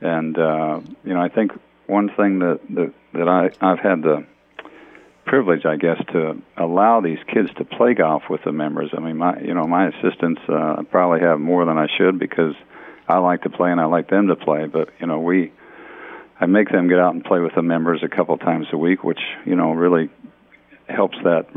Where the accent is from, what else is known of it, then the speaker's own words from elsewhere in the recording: Valley Forge, Pennsylvania, United States; moved away as an adult; also born or lived in Pittsburgh, Pennsylvania; now in Juno, Florida, United States; I grew up in Valley Forge, Pennsylvania, over there in Philly